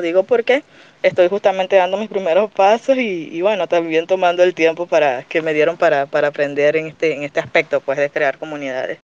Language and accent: Spanish; Venezuela; Yo en realidad soy venezolana